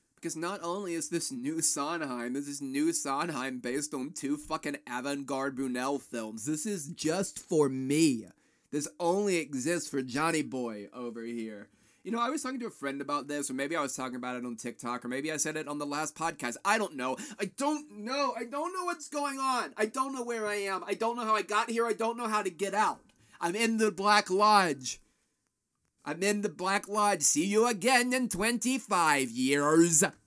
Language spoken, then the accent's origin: English; Florence, South Carolina, United States; when I was a kid growing up in Florence, South Carolina